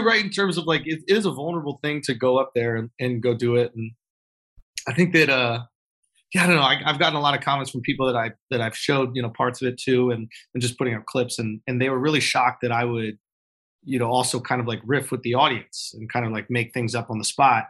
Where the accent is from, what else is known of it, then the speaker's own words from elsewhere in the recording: Manhattan, New York, United States; also born or lived in Long Island; No, on. I grew up in New York. I grew up in Manhattan, actually.